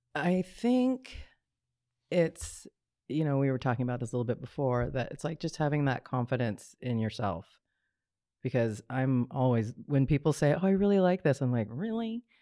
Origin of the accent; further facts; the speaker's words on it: Hawaii, United States; also born or lived in Rome, Italy / Boulder, Colorado; growing up in Hawaii, there's so many of us that have that strong connection to the water